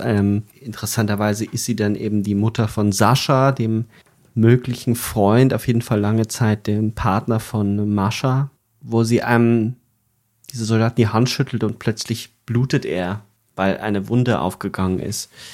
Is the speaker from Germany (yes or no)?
yes; Upper Palatinate, Bavaria, Germany; wo ich aufgewachsen bin in Bayern, in der Oberpfalz